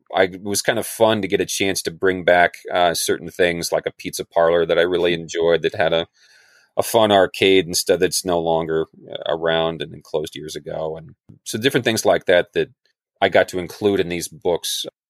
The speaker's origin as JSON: {"language": "English", "town": "Chelan", "region": "Washington", "country": "United States", "tie": "born or raised there", "said": "on Lake Chelan, which is my hometown where I grew up"}